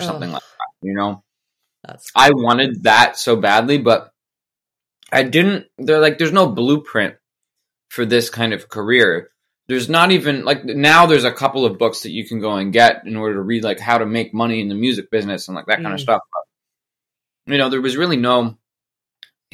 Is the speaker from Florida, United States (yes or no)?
no; Colorado, United States; also born or lived in Denver / New York City; now in Nashville, United States; I grew up in Colorado